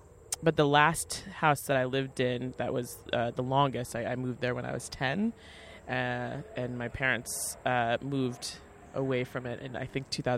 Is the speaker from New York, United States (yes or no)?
yes; Port Washington, New York, United States; So I am from Port Washington, Long Island, which is a peninsula. So it's set very far away from the main highway. And it's kind of like cut off town.